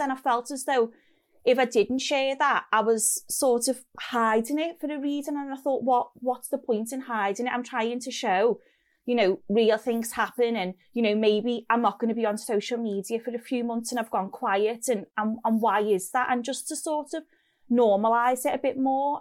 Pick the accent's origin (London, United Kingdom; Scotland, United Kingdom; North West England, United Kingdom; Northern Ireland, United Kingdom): North West England, United Kingdom; Liverpool; accent: Scouse; moved away as an adult; also born or lived in Oxford; the Scouse accent